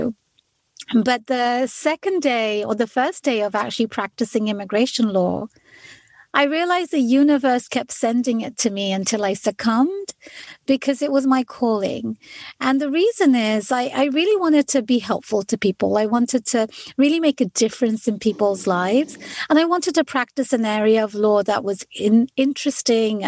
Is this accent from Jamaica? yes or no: no; London, United Kingdom; moved away as an adult; now in United States; I am an immigrant to the United States. I was born and raised in London